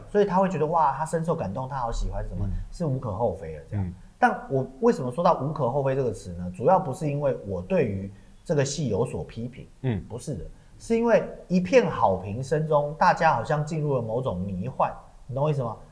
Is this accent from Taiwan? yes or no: yes; Taiwan; 当我是一个台湾人